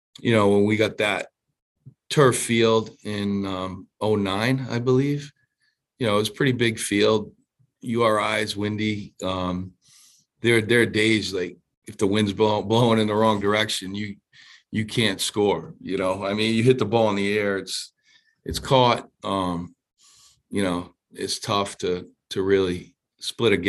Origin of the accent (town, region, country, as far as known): Providence, Rhode Island, United States; born or raised there